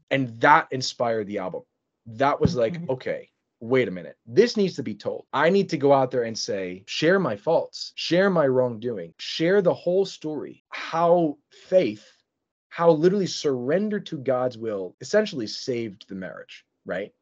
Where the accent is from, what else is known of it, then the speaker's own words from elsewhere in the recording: Philadelphia, Pennsylvania, United States; moved away as an adult; now in Michigan, United States; I was from Philadelphia uh, Pennsylvania